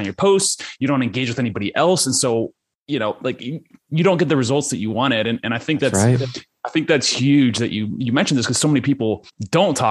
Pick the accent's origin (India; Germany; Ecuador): Ecuador; I grew up in Ecuador.